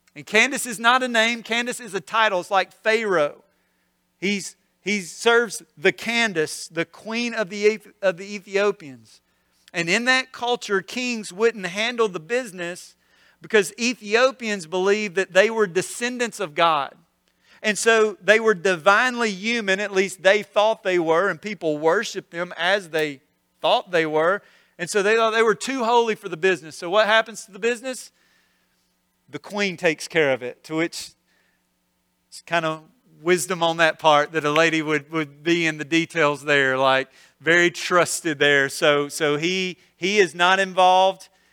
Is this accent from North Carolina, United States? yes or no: no; North Mississippi, United States; now in Olive Branch, United States; I grew up in North Mississippi, so this is home